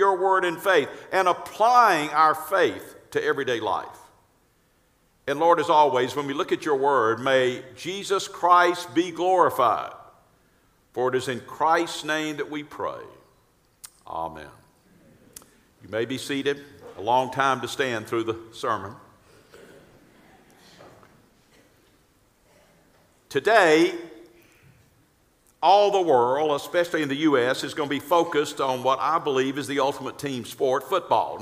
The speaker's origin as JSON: {"language": "English", "town": "Atlanta", "region": "Georgia", "country": "United States", "also_born_or_lived": "Augusta, Georgia", "said": "I'm from Atlanta"}